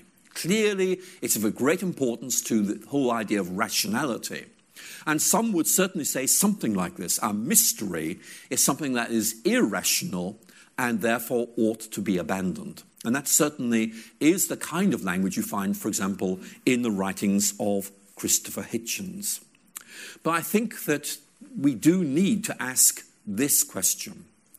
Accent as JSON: {"language": "English", "country": "Ireland", "tie": "born or raised there", "said": "I remember once being dragged along to a church in rural Ireland. I grew up in Ireland when I was about 7 or 8, and we had this church service"}